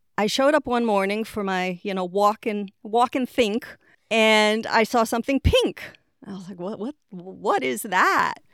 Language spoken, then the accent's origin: English; Israel; moved away as an adult; also born or lived in Boston, Massachusetts, United States / England / Puerto Rico; now in Florida, United States; I grew up in Boston until the age of six. When I was six, my family moved to Israel, and I was there until the age of twenty-two. So, really, you know, most of my growing up was done in Israel.